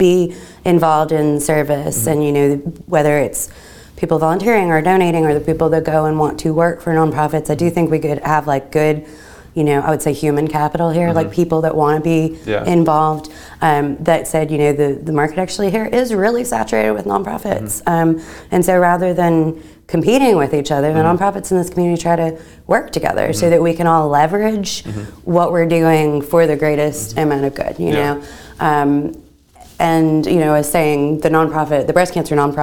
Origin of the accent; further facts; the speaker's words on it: Chattanooga, Tennessee, United States; I grew up in Chattanooga